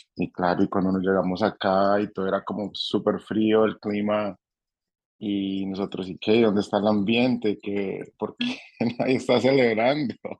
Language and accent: Spanish; Colombia; now in Nashville, United States; conoció a alguien en, Colombia y, y nos trajo con ella y nos, nos mudamos para Estados Unidos precisamente para Nashville, Tennessee